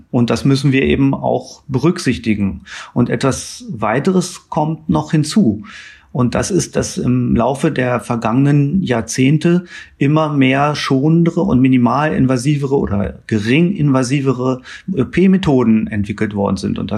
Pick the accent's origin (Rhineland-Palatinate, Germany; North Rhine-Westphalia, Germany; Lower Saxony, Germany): Lower Saxony, Germany; Hanover; Ich stamme ursprünglich aus Hannover